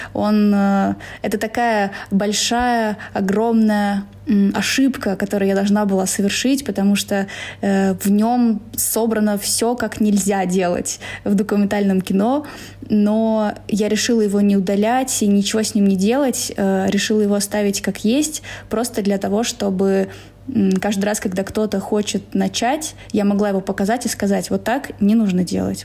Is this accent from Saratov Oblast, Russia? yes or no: no; Saransk, Mordovia, Russia; moved away as an adult; now in Moscow, Russia; Я из Саранска. Город Саранск, Поволжье да